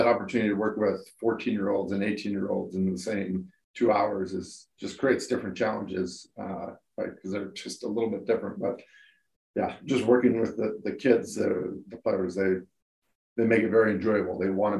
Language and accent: English; Quincy, Washington, United States; moved away as an adult; also born or lived in Spokane, Washington; now in Redmond, United States; Yeah, so I grew up in Quincy, Washington.